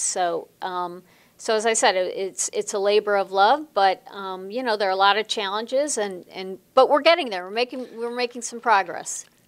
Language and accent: English; Chicago, Illinois, United States; moved away as an adult; also born or lived in Los Angeles; I grew up in Chicago, not in Los Angeles